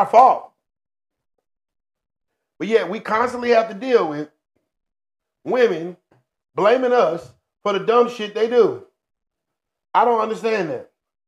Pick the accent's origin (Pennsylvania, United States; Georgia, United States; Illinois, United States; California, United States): Georgia, United States; Hinesville; I'm from Hinesville, Georgia.